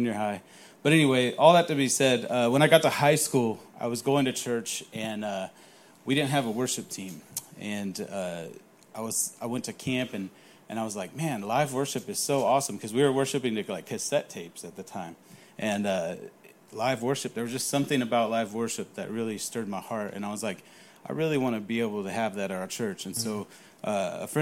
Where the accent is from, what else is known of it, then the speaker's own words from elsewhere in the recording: California, United States; moved away; I grew up in California